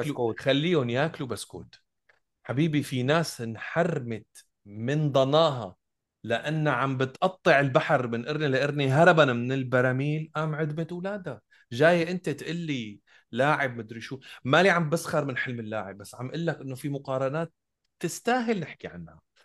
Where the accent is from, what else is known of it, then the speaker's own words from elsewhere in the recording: Damascus, Damascus Governorate, Syria; انا بالنهايه ابن الشام انتمي للشام مدينتي